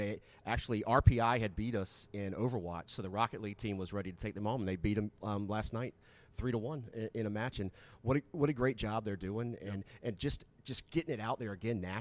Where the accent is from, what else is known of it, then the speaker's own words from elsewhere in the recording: the South, United States; moved away; I'm from the South